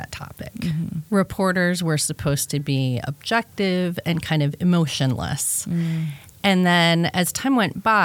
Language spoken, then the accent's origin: English; outside Chicago, Illinois, United States; Northwestern, was like 45 minutes from my house where I grew up outside Chicago